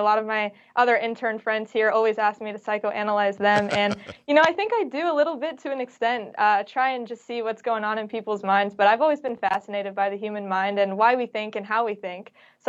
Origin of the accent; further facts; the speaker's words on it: Bay Area, Northern California, United States; also born or lived in San Diego; I'm actually from the Bay Area, so Northern California.